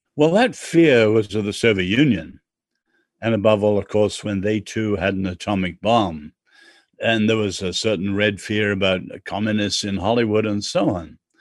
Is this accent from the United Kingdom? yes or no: yes; England, United Kingdom; I'm English.